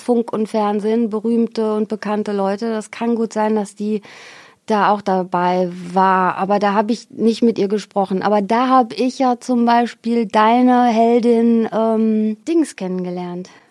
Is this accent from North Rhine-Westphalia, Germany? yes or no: yes; Xanten, North Rhine-Westphalia, Germany; moved away; also born or lived in Geldern / Cologne; Ich bin ja in Xanten zur Schule gegangen